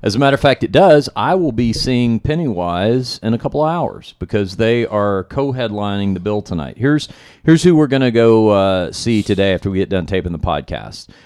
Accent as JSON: {"language": "English", "town": "Fort Worth", "region": "Texas", "country": "United States", "said": "I'm from Fort Worth, Texas."}